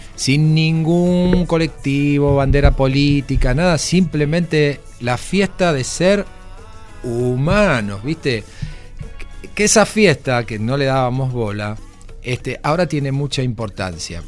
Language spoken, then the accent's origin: Spanish; Argentina; moved away; Soy argentino.